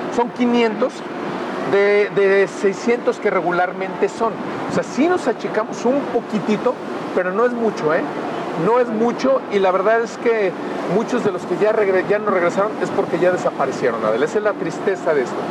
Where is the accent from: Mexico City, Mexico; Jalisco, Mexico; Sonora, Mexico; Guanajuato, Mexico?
Guanajuato, Mexico; León; yo soy leonés